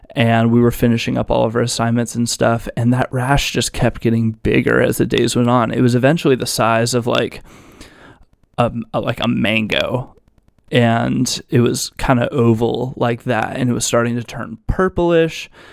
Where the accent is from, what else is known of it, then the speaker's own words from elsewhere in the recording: Virginia Beach, Virginia, United States; I'm from Virginia Beach, Virginia. I was born and raised here, and I'm still here